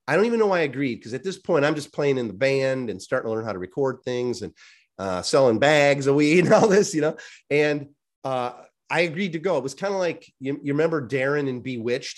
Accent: Chicago, Illinois, United States; I grew up in the Chicagoland area, very, um, Polish

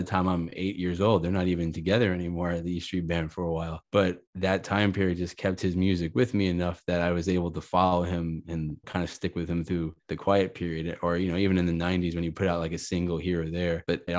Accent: Miami, Florida, United States; also born or lived in Long Island, New York; now in Orlando, United States; I grew up in Miami, but before we moved to Miami, we lived in Long Island.

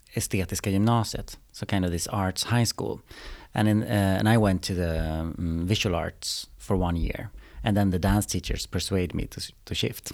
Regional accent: Umeå, Västerbotten County, Sweden; also born or lived in Austria / Spain; now in Stockholm, Sweden; I'm from Umeå from the beginning

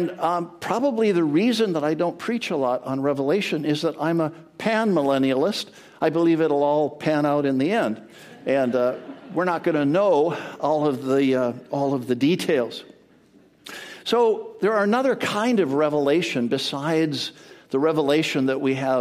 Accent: Edmonton, Alberta, Canada; now in Edmonds, United States; I grew up in Edmonton, Alberta, Canada, the land of the frozen chosen.

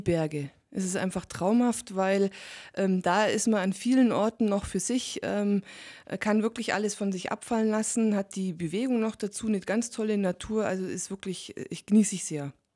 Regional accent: Allgäu, Bavaria, Germany; insbesondere hier im Allgäu und bei uns in Bayern

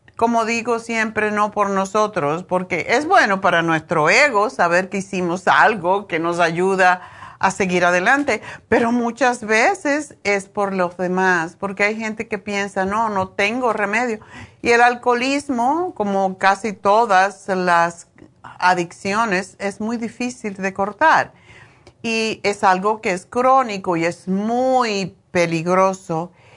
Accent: Cuba; moved away; also born or lived in Spain; desde que me fui de Cuba

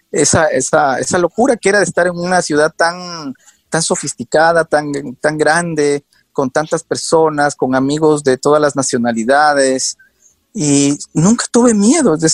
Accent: Ecuador; moved away as an adult; now in United States; justo me gradué, seguí un año en la universidad, eh, pero eh, salí, salí del Ecuador y me fui a Nueva York. Y llegué a Nueva York sin conocer a nadie, de la noche a la mañana.

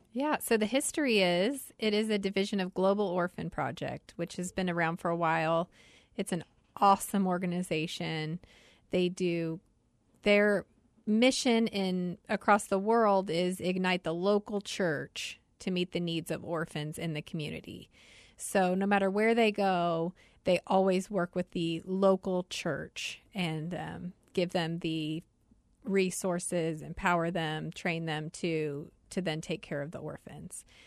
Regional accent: Wichita, Kansas, United States; also born or lived in Washington, D.C.; now in Arizona, United States; I am originally from Wichita, Kansas. My whole family's in Overland Park, Kansas now, but I am a Kansas girl.

